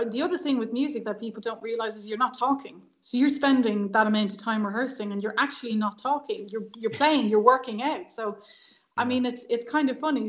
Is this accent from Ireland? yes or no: yes; Dublin, Leinster, Ireland; I grew up in Dublin, um, in a place called Cabra, which is kind of North Dublin, the best part